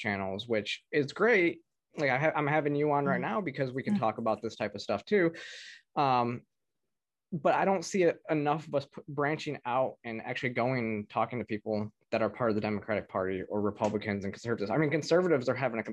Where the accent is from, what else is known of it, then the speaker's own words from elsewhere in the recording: Michigan, United States; I'm from Michigan